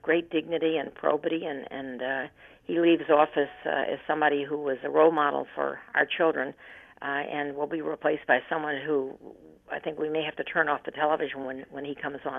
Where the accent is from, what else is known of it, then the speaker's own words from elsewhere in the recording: United States; as an American and somebody who's lived a long life